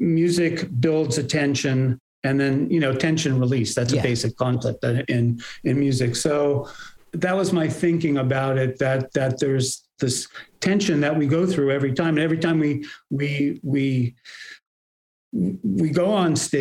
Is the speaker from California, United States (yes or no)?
yes; Bay Area, California, United States; also born or lived in New York; I was born in New York and we moved to the Bay Area when I was almost five.